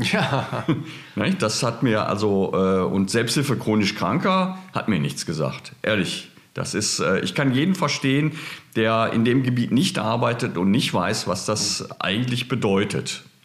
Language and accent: German; Berlin, Germany; ich kam ja aus Berlin, aus der Stadt